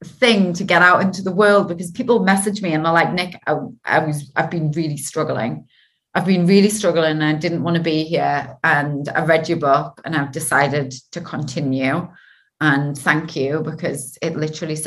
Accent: Geordie, North East England, United Kingdom; accent: Geordie; my dodgy Geordie accent.

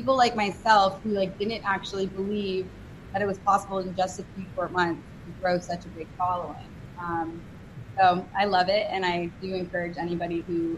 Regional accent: New York City, New York, United States; moved away as an adult; I'm from New York City originally. So Upper East Side of Manhattan, concrete jungle, like a real true New Yorker. And I left there when I was 18

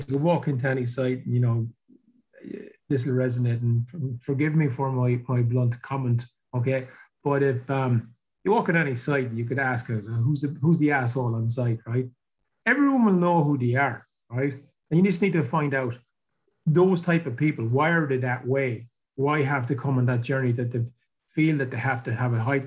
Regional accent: Ireland; I grew up here in Ireland in the 80s, where there was no work, like nothing

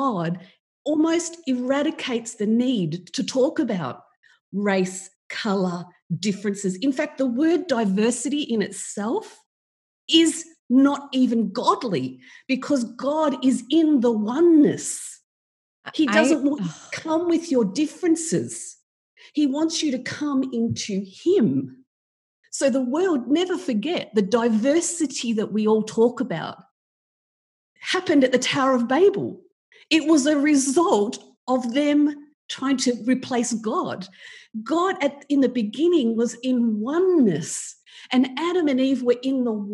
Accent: Australia; I'm from Australia

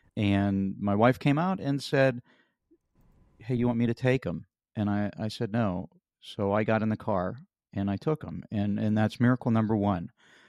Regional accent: Pennsylvania, United States; You know, I grew up in Western Pennsylvania, and I thought, you know, we had big tractors.

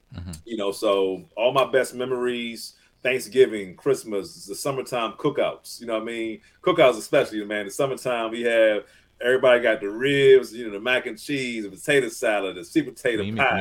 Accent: Southern Maryland, United States; I grew up in Southern Maryland, uh, which mm-hmm. is about 45 minutes to an hour outside of Washington D.C um, kind of a country town.

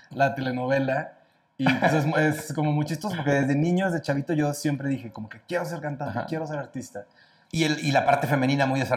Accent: Cuernavaca, Morelos, Mexico; now in Mexico City, Mexico; Entonces yo soy de Morelos, me vengo a, México a tratar de luchar y tratar de ser cantante

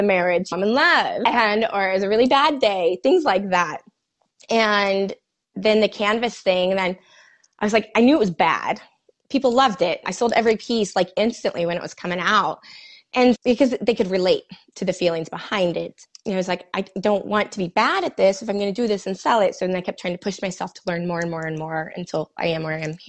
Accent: Manhattan, Kansas, United States; also born or lived in Kearney, Nebraska; now in Kansas City, United States; I'm from Manhattan, but we lived there for a couple years in Kearney. And then I moved to KC.

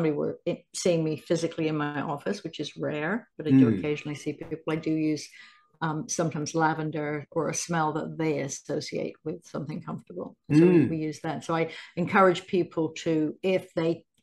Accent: England, United Kingdom; now in United States; I grew up in England

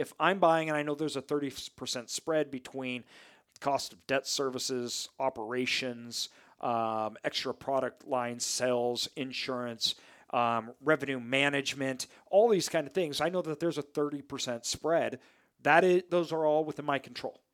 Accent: near Boise, Idaho, United States; a city near my hometown, so the Boise metro area

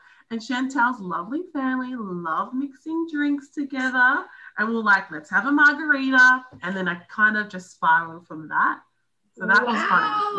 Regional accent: New Zealand; We'd like to venture out there and I'm from New Zealand.

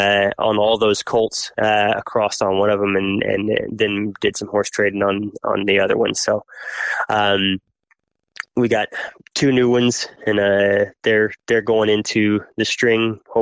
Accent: Oklahoma, United States; born there; But as a preacher, you know, we moved a lot. And so I was born in Oklahoma

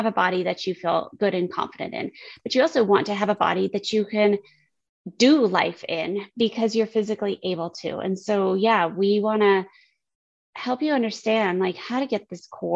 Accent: United States; I grew up on the Mexican border

